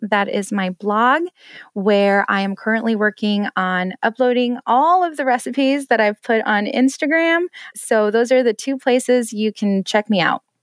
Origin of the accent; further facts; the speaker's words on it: Denver, Colorado, United States; also born or lived in Detroit suburbs, Michigan; now in Detroit, United States; I'm originally from Denver, but I'm in the suburbs of Detroit now.